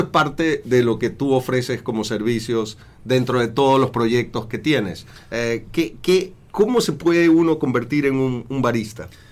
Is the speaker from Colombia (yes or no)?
no; Ecuador; acá en Ecuador